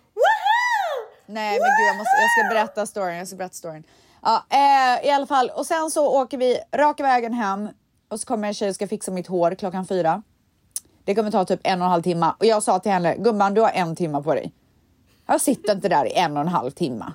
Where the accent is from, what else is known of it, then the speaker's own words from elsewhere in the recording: Sweden; jag är svensk